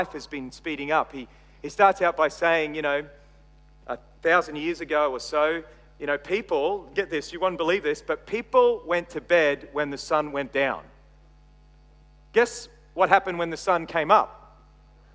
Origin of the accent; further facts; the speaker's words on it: Australia; accent: Australian; also born or lived in Texas, United States; my Australian accent